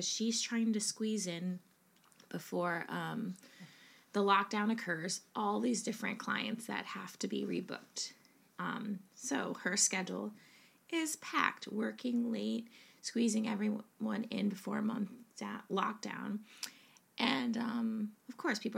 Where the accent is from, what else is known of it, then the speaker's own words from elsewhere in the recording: United States; now in England, United Kingdom; as an American